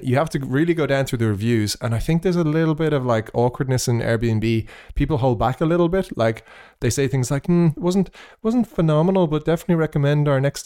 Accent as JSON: {"language": "English", "country": "Ireland", "accent": "Irish", "moved": "yes", "said": "after I left Ireland"}